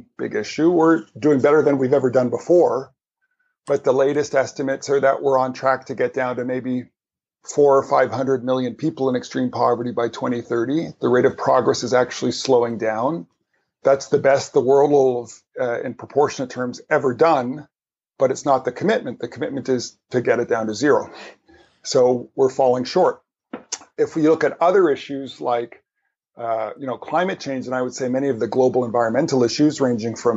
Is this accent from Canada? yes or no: yes; Canada; I'm Canadian